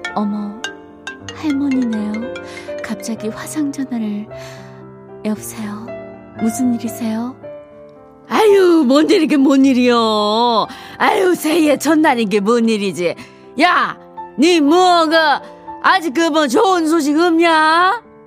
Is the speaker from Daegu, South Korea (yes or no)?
yes; Daegu, South Korea; moved away; 저도 예전에 고향이 대구라서